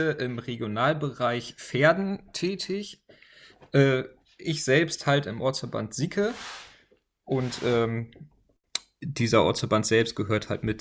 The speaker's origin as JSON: {"language": "German", "town": "Sieker", "region": "Lower Saxony", "country": "Germany", "tie": "born or raised there", "also_born_or_lived": "Delmenhorst", "lives_now": "Weyhe, Germany", "said": "ich bin 25 Jahre alt, gebürtig komme ich aus Delmenhorst, bin aber in Sieker aufgewachsen, wohne inzwischen in Weihe"}